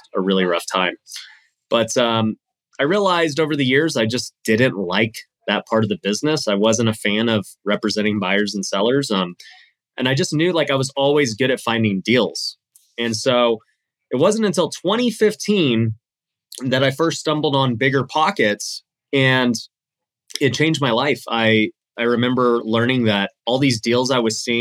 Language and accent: English; Las Vegas, Nevada, United States; Born and raised in Las Vegas.